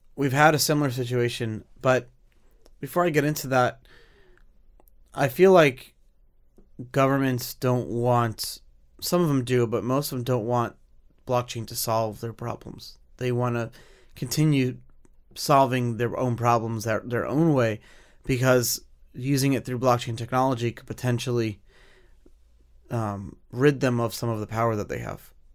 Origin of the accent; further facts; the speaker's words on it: United States; as an American